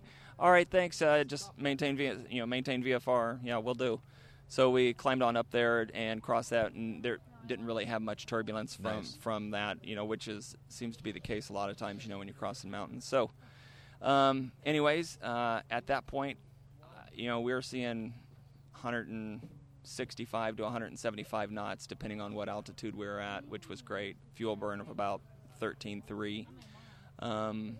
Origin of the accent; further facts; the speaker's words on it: Midwest, United States; I'm from the Midwest.